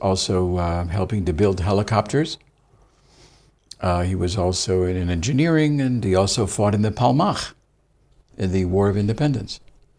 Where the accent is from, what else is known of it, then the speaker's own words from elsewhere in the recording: Pittsfield, Massachusetts, United States; also born or lived in Israel; So I was born here, and my brother was born here. And then at the age of 6 and a half, we moved to Pittsfield, Massachusetts.